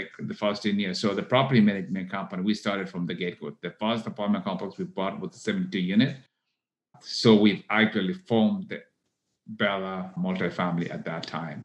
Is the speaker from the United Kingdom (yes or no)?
no; Kenya; moved away as an adult; now in Texas, United States; I was born in Kenya. I came to the U.S. to go to college here in Texas.